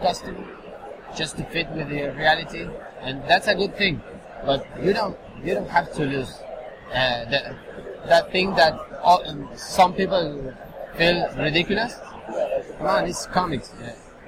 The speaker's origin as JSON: {"language": "English", "country": "Argentina", "second_language": "English", "said": "I'm from Argentina"}